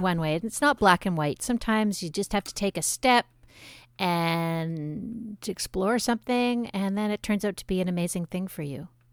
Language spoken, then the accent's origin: English; Montreal, Quebec, Canada; also born or lived in Trois-Rivières; my family's originally from Trois Rivières, but I grew up in Montreal, in Le Chine